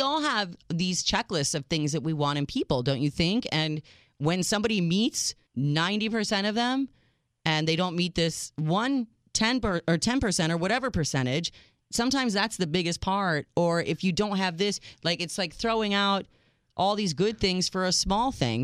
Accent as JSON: {"language": "English", "country": "United States", "said": "as an American girl that doesn't speak French"}